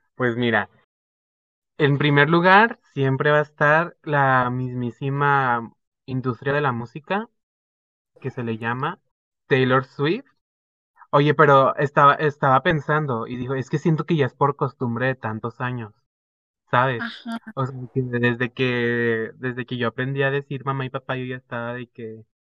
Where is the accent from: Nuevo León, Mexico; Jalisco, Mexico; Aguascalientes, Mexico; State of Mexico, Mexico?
Jalisco, Mexico; Zapopan; soy de Guadalajara, Jalisco, México, especialmente de Zapopan